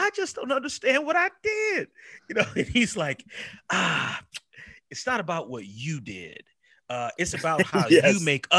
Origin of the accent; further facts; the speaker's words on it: Pennsylvania, United States; I'm a PA guy.